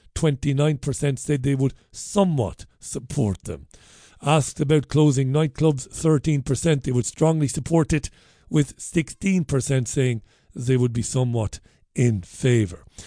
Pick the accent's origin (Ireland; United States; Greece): Ireland; Waterford, Munster; I grew up in Ballybeg in Waterford